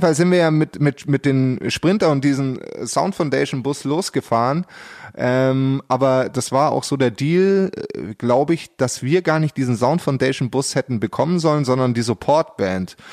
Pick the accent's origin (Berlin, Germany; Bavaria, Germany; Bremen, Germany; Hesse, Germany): Bavaria, Germany; Pullach; in dem Kaff, wo ich herkomme, also aus Pullach